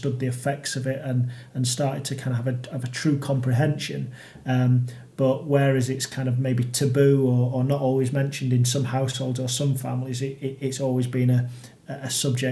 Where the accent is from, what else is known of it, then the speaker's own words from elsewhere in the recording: Sheffield, Yorkshire and the Humber, United Kingdom; also born or lived in Doncaster / Lincoln; I was born and raised in Sheffield.